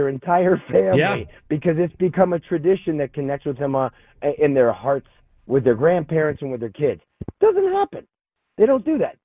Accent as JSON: {"language": "English", "town": "Toronto", "region": "Ontario", "country": "Canada", "tie": "born or raised there", "said": "I grew up in Toronto, Canada"}